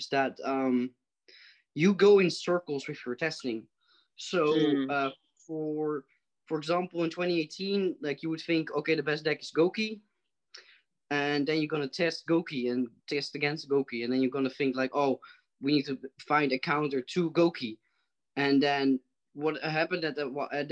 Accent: Netherlands; from the Netherlands in Europe

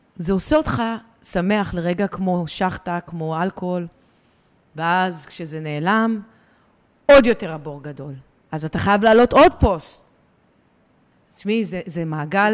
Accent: Ra'anana, Central District, Israel; אני מרעננה

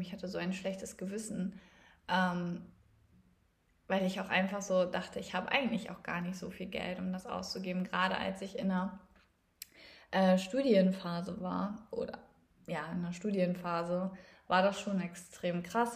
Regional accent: East Frisia, Lower Saxony, Germany; ich komme gebürtig aus Ostfriesland

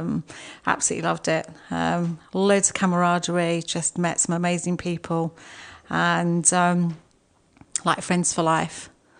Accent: Blackmore, East of England, United Kingdom; I came from a little village called Blackmore in Essex, near just outside Brentwood.

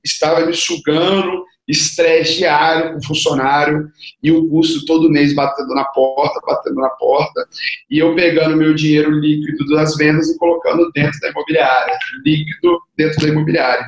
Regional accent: Serra, Espírito Santo, Brazil; sou da Serra, que é do lado de Vitória, que é da capital

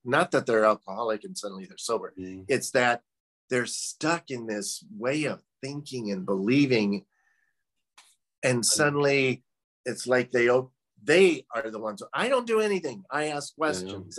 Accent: Midwest, United States; I'm originally from the Midwest

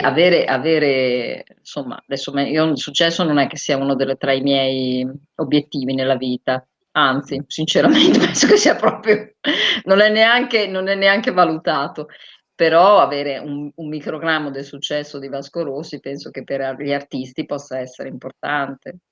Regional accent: Bologna, Emilia-Romagna, Italy; io sono bolognese

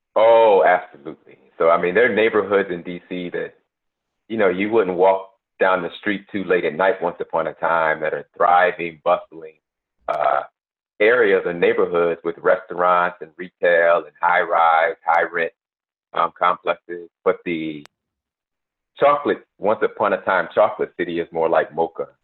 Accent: Buffalo, New York, United States; moved away as an adult; also born or lived in North Carolina / Washington, D.C.; I was born and raised in Buffalo.

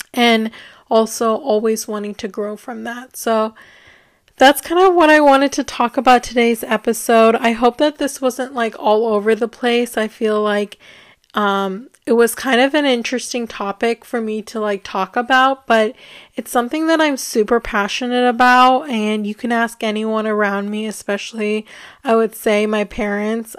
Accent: United States; growing up in the United States

